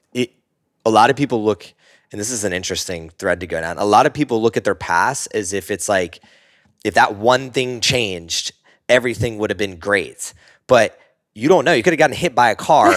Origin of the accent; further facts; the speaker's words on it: Northeast, United States; I grew up in the Northeast, very sports heavy culture